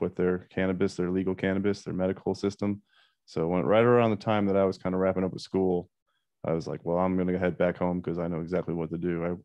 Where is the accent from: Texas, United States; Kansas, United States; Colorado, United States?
Colorado, United States; also born or lived in Iowa / Missoula, Montana; I was born in Iowa, but uh, I moved to Colorado at like kindergarten, so I consider myself a Colorado kid.